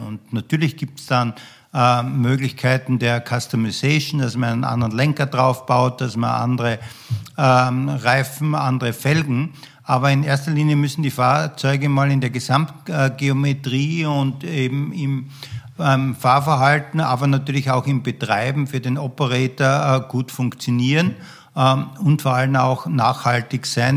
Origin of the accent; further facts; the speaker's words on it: Graz, Styria, Austria; ich bin in äh, Österreich, in Graz aufgewachsen